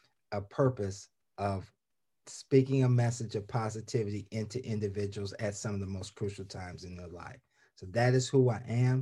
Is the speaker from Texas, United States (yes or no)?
no; Columbus, Ohio, United States; moved away as an adult; also born or lived in Arizona; now in Laurel, United States; I was born and raised in Columbus, Ohio